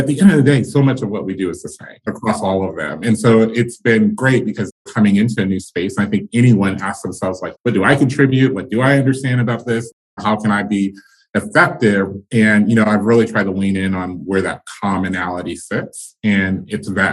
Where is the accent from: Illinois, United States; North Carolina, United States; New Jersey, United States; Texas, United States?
North Carolina, United States; Charlotte; also born or lived in Greensboro, North Carolina; I grew up in Charlotte, North Carolina